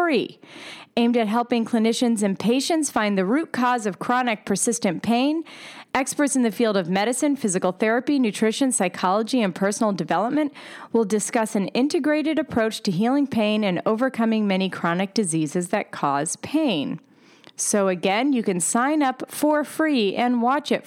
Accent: Pennsylvania, United States; now in New York City, United States; I am from Pennsylvania, even though I live in New York City right now

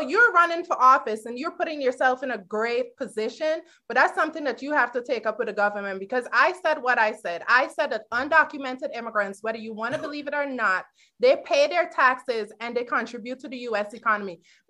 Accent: Guyana; now in United States; I am from Guyana.

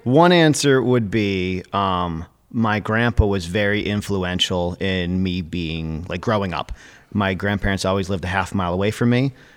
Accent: Connecticut, United States; now in Littleton, New Hampshire, United States; growing up in Connecticut

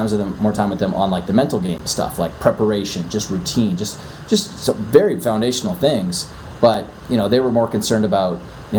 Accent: Canada; accent: Canadian; moved away as an adult; now in New York City, United States; I'm originally from Canada. I'm in New York City and I've been out here for 13 years now

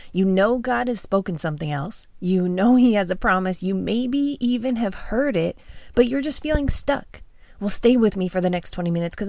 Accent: Canada; moved away as an adult; also born or lived in Phoenix, Arizona; I'm Canadian, born and raised.

